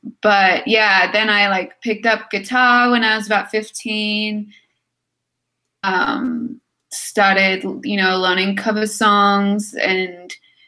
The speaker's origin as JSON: {"language": "English", "town": "Sydney", "region": "New South Wales", "country": "Australia", "tie": "born or raised there", "lives_now": "United States", "said": "In Sydney."}